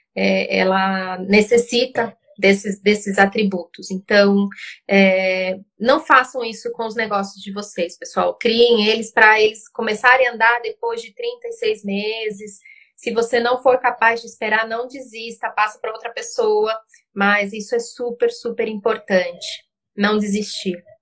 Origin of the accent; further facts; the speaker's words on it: Uruguay; Portuguese is a second language; now in Brazil; eu sou uruguaia